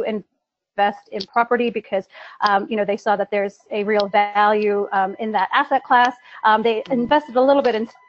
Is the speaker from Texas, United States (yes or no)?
no; New York, United States; moved away as an adult; now in London, United Kingdom; I'm American, a born and bred New Yorker